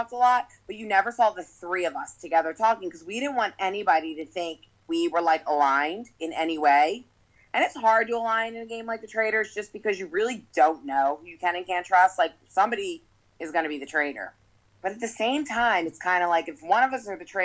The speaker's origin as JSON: {"language": "English", "town": "Philadelphia", "region": "Pennsylvania", "country": "United States", "also_born_or_lived": "New Jersey", "said": "I'm from Philly, but grew up doing the summers in Jersey"}